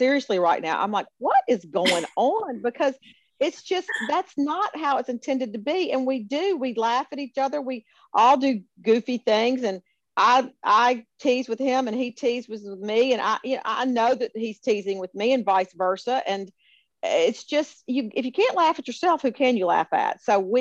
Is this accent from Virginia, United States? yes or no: no; Memphis, Tennessee, United States; always proud to be from Memphis and tell people that I'm from Memphis